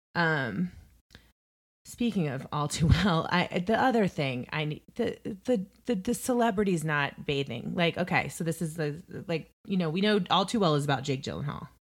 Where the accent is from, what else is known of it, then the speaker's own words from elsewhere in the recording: Indiana, United States; moved away; also born or lived in New York; I hail from the Hoosier State